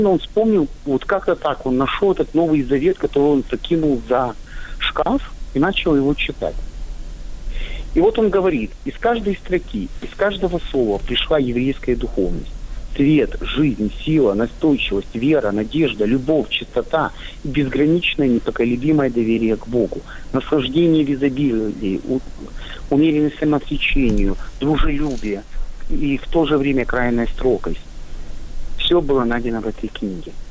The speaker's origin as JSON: {"language": "Russian", "town": "Odesa", "region": "Odesa Oblast", "country": "Ukraine", "said": "я из Одессы, а Одесса это прекрасный город у Черного моря, и у нас здесь и Жаботинский жил"}